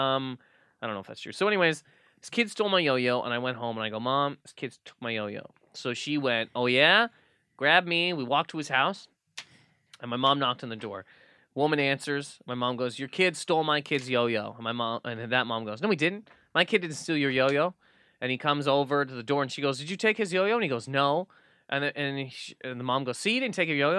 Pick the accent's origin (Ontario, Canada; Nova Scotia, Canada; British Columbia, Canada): Nova Scotia, Canada; moved away; also born or lived in Toronto; growing up in Nova Scotia